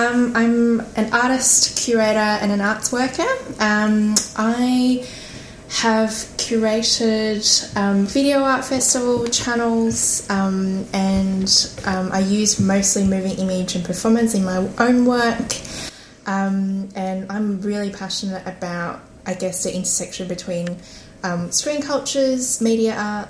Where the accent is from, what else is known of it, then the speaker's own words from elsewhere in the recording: Hong Kong; now in Australia; I was born in Hong Kong originally, and I guess a part of the Asian Australian community.